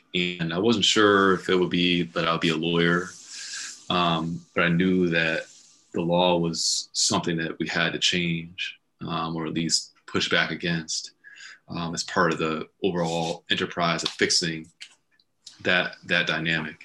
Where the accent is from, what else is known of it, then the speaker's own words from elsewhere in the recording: Stratford, Connecticut, United States; also born or lived in Beacon Falls, Connecticut; I moved from Stratford to Beacon Falls in middle school